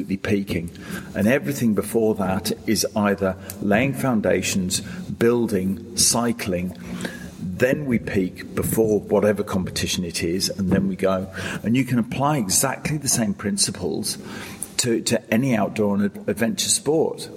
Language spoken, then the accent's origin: English; Lake District, North West England, United Kingdom; born or raised there; now in Sydney, Australia